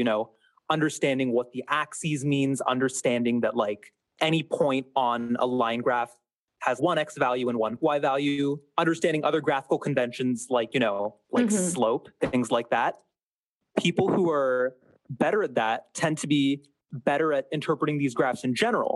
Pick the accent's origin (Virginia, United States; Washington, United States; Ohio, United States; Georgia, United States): Washington, United States; Seattle; I'm from Seattle, Washington